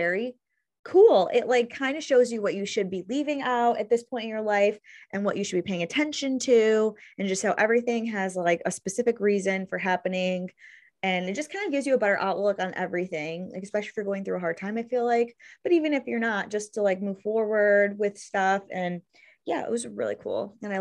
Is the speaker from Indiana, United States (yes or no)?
no; Greece, New York, United States; also born or lived in Brockport, New York; now in Gates, United States; I grew up in Greece. I went to Greece Athena.